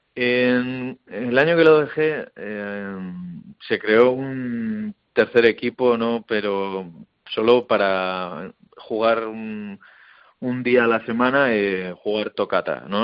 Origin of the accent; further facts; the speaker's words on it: Hernani, Basque Country, Spain; siendo como soy encima de Hernani de toda la vida